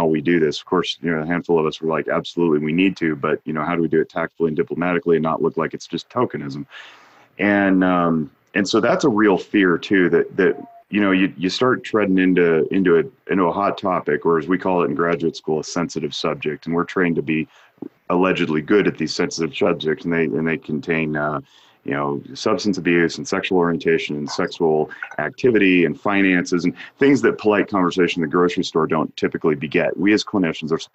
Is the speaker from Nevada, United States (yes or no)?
yes; Reno, Nevada, United States; As a white man born and raised in Reno